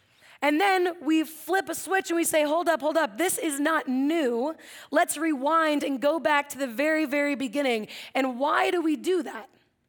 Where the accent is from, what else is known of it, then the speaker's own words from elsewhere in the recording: Atascadero, California, United States; For those of you over here, I think you know I grew up in Atascadero. Yeah, do you guys know Atascadero?